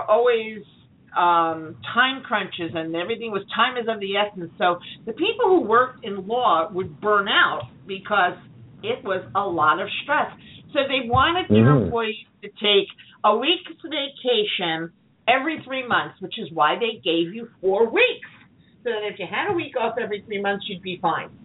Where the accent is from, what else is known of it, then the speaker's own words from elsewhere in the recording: New York, United States; also born or lived in Long Island; I'm a New Yorker, you know, and I wouldn't live anywhere else